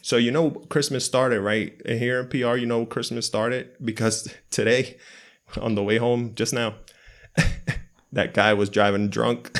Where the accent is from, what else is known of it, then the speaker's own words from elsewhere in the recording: United States; moved away; we grew up in the States